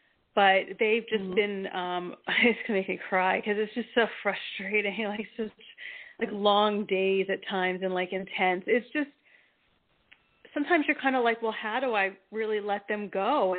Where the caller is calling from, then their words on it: New Jersey, United States; from New Jersey, currently.